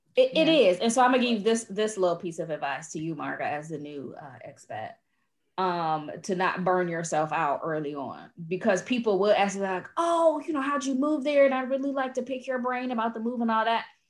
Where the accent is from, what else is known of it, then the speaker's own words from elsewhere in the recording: United States; now in Portugal; me being an American